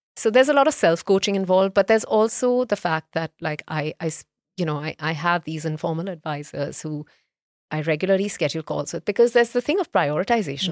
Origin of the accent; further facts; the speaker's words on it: Mumbai, Maharashtra, India; also born or lived in North India; I'm, I'm North Indian by, um, heritage, but I grew up in, in, um, in Bombay